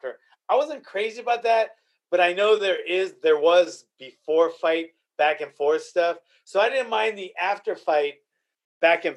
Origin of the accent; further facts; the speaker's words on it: Arroyo Grande, California, United States; I'm like from Arroyo Grande?